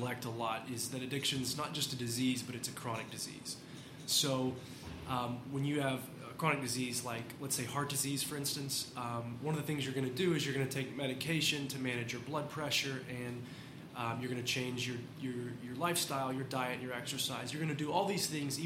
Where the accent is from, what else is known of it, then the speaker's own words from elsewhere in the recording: Lexington, Kentucky, United States; I'm born and raised in Lexington here in Central Kentucky